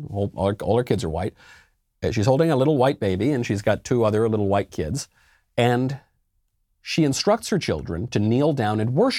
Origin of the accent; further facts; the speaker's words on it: New York, United States; And I'm a New Yorker, so I certainly don't watch the Patriots.